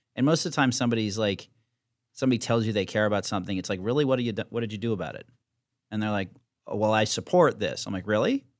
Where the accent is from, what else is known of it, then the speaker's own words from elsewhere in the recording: Virginia, United States; now in New York, United States; I'm from Virginia